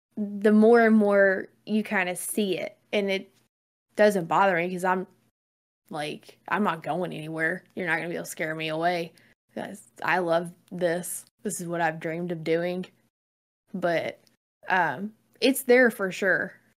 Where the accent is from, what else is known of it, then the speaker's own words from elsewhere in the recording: the South, Southern United States, United States; I'm Southerner and I talk simple